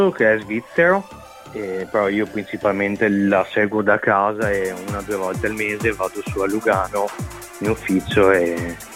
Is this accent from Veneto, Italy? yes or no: yes; Rovigo, Veneto, Italy; also born or lived in Romania; No, i miei sono siciliani entrambi e sono venuti qua a Rovigo perché mio papà era un carabiniere e quindi si sono spostati qua per lavoro.